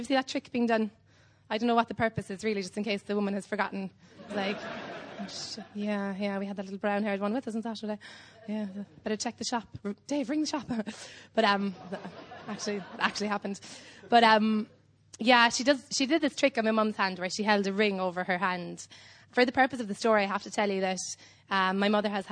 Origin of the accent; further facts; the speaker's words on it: Cobh, Munster, Ireland; I'm from Cove in Ireland. It's an island on the south coast of Ireland.